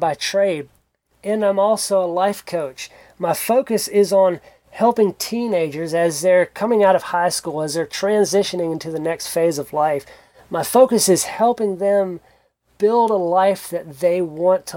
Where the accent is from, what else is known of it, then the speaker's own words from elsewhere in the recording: South Georgia, United States; moved away as an adult; also born or lived in South Central Kentucky; now in Kentucky, United States; I grew up in South Georgia, close to the coast